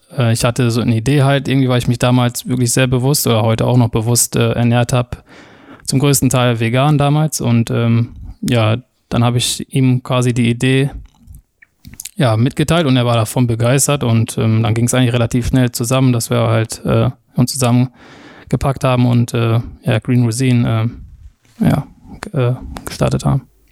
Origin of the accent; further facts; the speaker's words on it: Ruhr area, North Rhine-Westphalia, Germany; moved away as an adult; also born or lived in Oberhausen; now in Switzerland; gefällt es mir natürlich da auch im Ruhrgebiet sehr gut. Ja. Ähm, sind alle sehr offen, die Leute. Ähm, jeder sagt, was er denkt. Ähm, so bin ich aufgewachsen und äh, ja, Kind des Bots